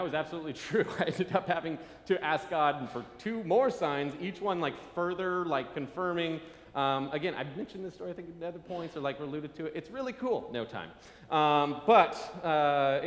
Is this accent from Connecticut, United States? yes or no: no; Nebraska, United States; I'm from Nebraska. Wilderness is easy to find.